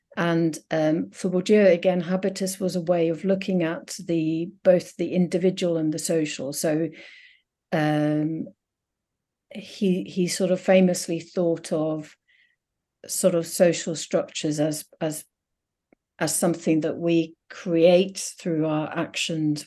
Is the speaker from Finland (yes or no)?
yes; Finland; moved away as an adult; now in United Kingdom; I grew up in Finland, in a Finnish-speaking town